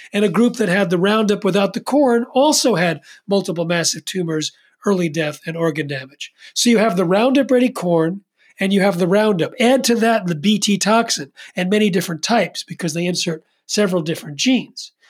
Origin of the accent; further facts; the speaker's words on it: East Coast, United States; I'm from the East Coast